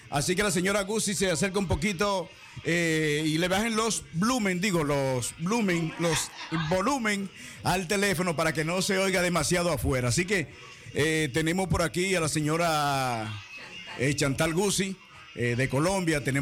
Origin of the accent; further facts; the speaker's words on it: Dominican Republic; now in Netherlands; nosotros los dominicanos, por eso somos como somos porque somos como el sancocho.